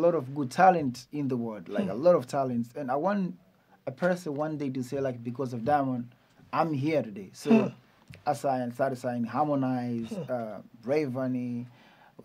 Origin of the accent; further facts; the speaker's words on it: Dar es Salaam, Tanzania; I am from Tandale